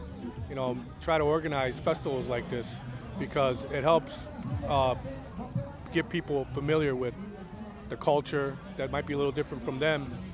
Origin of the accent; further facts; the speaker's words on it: New York, United States; now in Waukesha, United States; I'm from New York